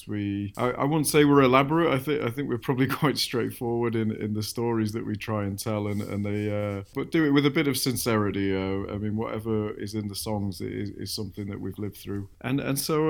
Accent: Manchester, North West England, United Kingdom; I grew up in Manchester

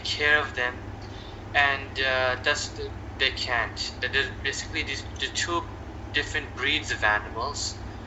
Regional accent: Canada; as a Canadian

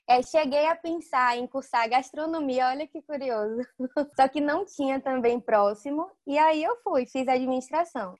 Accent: Varzedo, Bahia, Brazil; Eu moro em Varzedo, é uma cidade bem pequena no interior da Bahia. Tenho muito orgulho de onde eu venho

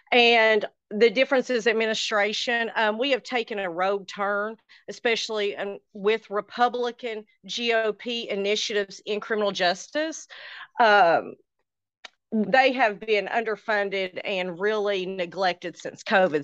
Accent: Morristown, Tennessee, United States; I am from Morristown, Tennessee originally

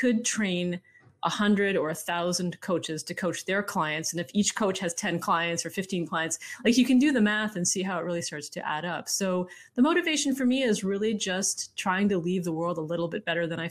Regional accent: Canada; I'm from Canada

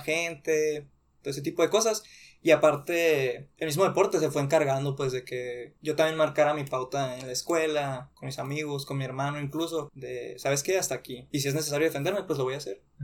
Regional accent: Nogales, Sonora, Mexico; moved away as an adult; now in Hermosillo, Mexico; yo nací aquí en Hermosillo, 96, tengo 23 años. Cuando tenía 3 años nos fuimos a Nogales

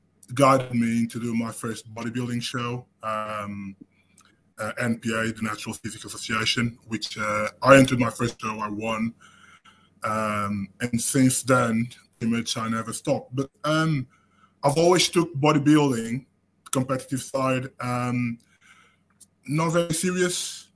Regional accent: Portugal; moved away as an adult; now in United Kingdom; I moved from Portugal to the UK when I was 26.

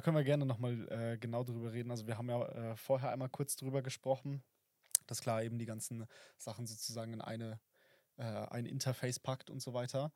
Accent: Oberstdorf, Bavaria, Germany; also born or lived in Fischen; ich komme aus dem äh, aus Oberstdorf

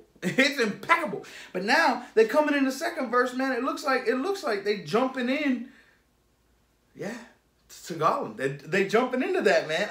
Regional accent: United States; I'm American

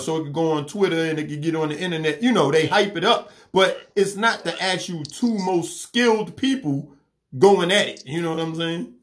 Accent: New York City, New York, United States; I grew up in New York City, so we didn't have no yard or nothing.

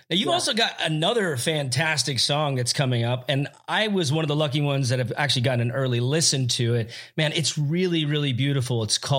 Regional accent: Hollywood, California, United States; And I grew up in Hollywood myself. It's from 17 on.

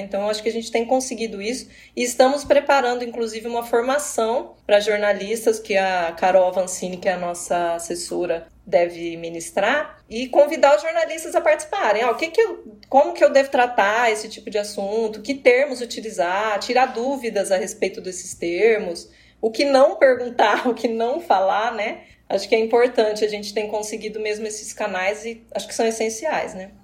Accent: Apucarana, Paraná, Brazil; moved away as an adult; also born or lived in Acre; now in Londrina, Brazil; Comecei trabalhando na minha cidade Natal, que é Apucarana, uma cidade próxima.

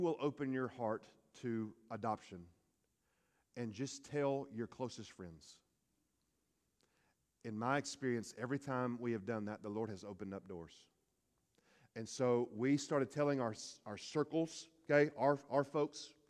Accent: Hueytown, Alabama, United States; I'm from Hueytown

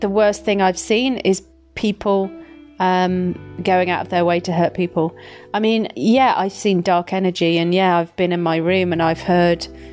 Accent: Midlands, United Kingdom; Where I'm from. So Midlands, babes. Midlands. Yeah, when I'm a little bit tipsy, my accent's really strong

